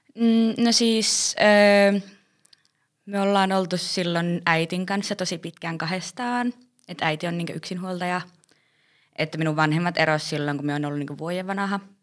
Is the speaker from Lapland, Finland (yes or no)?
yes; Rovaniemi, Lapland, Finland; olen Rovaniemeltä.